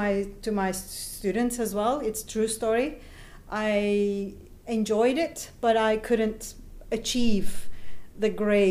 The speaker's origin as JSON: {"language": "English", "country": "Turkey", "tie": "born or raised there", "moved": "as an adult", "lives_now": "Raha", "said": "I'm from Turkey. I was born and raised and lived in Turkey until I was 35."}